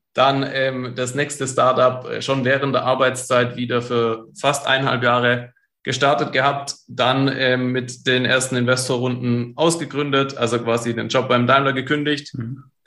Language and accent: German; Stuttgart, Baden-Württemberg, Germany; einen guten Stuttgarter